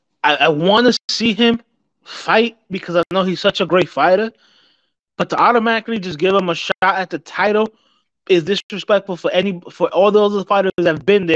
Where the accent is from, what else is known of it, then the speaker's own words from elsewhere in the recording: New York City, New York, United States; growing up in New York City, I've seen countless celebrities.